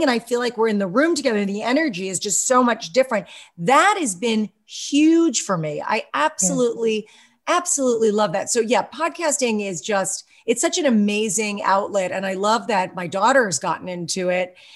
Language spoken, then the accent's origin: English; Westchester County, New York, United States; I grew up in Westchester County